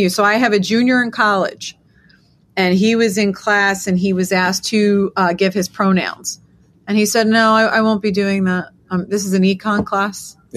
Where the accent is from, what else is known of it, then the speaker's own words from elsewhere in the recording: New York, United States; I don't know about you, being a New Yorker as well, but I'm walking around looking at all my, I got tons of Jewish friends